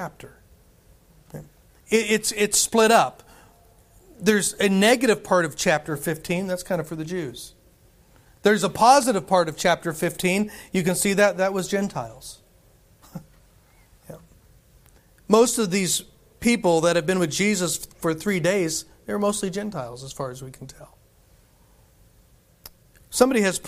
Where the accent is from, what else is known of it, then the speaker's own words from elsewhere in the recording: United States; us gluttonous Americans